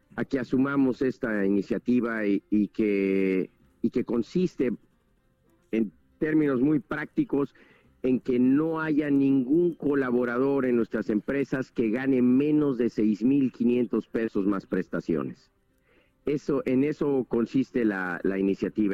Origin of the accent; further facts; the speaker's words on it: Mexico; como mexicanos